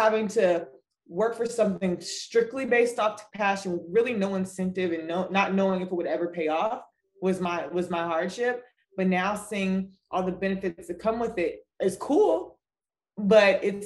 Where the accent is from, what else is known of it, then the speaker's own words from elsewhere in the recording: New York, United States; I'm from New York